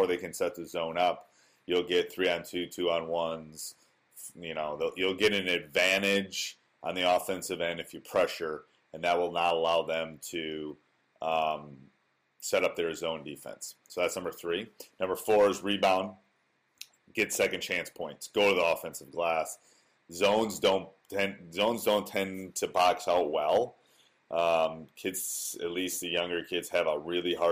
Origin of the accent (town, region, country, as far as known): Wisconsin, United States; born or raised there